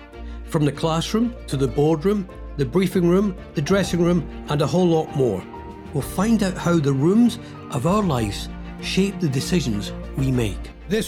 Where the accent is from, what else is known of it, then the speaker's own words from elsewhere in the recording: Mauchline, Scotland, United Kingdom; I'm from Mauchline in Ayrshire